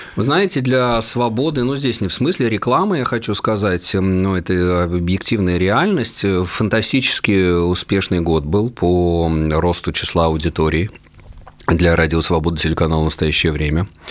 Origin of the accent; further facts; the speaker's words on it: Russia; first language Russian; moved away as an adult; Да, я рожден э, в Советском Союзе, да, я воспитан в лоне русской культуры, русский мой родной язык